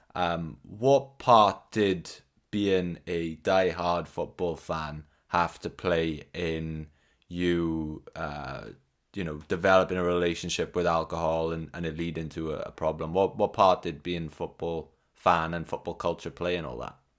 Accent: South Wales valleys, United Kingdom; I'm from the South Wales valleys

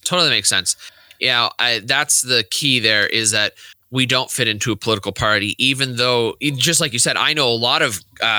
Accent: United States; we as American Catholics

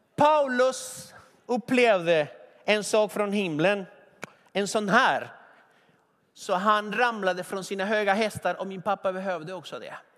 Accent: Argentina; now in Sweden; I Argentina pallar man inte äpplen. Där jag kommer ifrån, man pallar inte äpplen, man pallar vindruvor

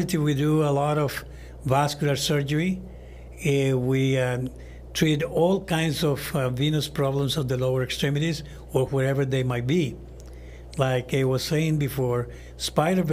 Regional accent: Honduras; also born or lived in Chicago / Massachusetts; now in Houston, United States; I was born in Honduras

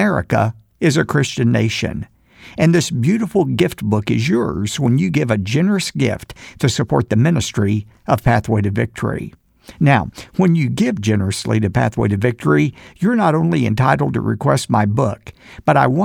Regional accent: Dallas, Texas, United States; my hometown of Dallas

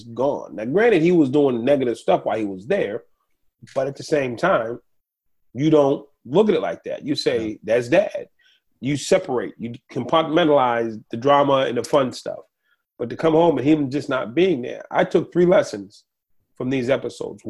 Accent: Boston, Massachusetts, United States; I grew up in Boston

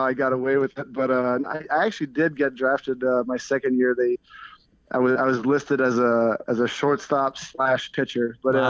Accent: near Montreal, Quebec, Canada; I'm not from Quebec City, but I'm from close to Montreal

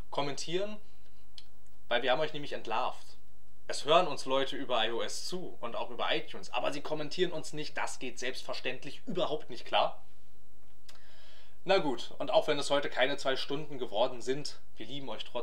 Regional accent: Germany; lieben wir unsere Autos, wir kommen aus Deutschland.

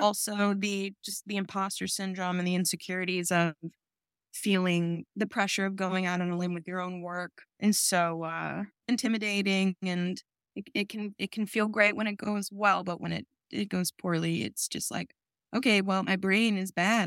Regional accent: New York, United States; I grew up in New York

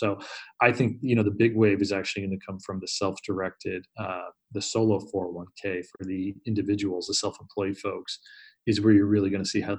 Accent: Northeast, United States; I grew up in the Northeast. It's a pretty heavy top-down culture, you know, from just generational to religion to everything else.

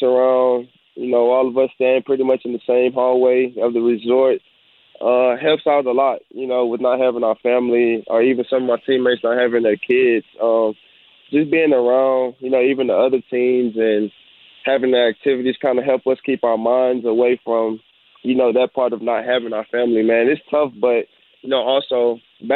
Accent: Houston, Texas, United States; I'm from Houston

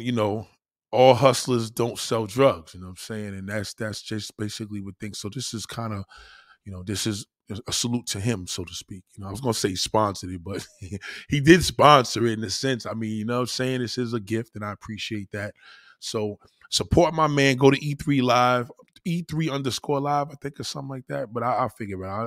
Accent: United States; I'm American

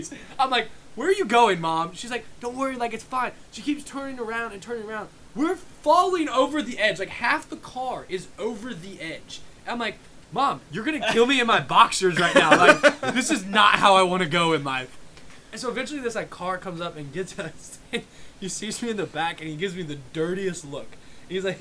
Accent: Bloomington, Indiana, United States; I grew up in Bloomington, Indiana

